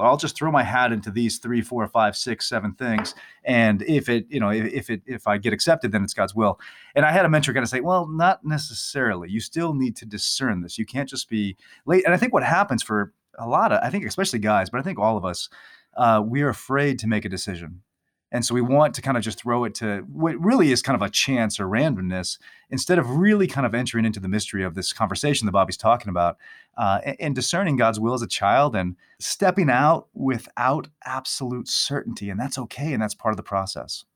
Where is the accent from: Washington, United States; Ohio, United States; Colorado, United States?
Ohio, United States; moved away as an adult; now in Atchison, Kansas, United States; I grew up in Ohio, but I've been living in Kansas for a number of years teaching here.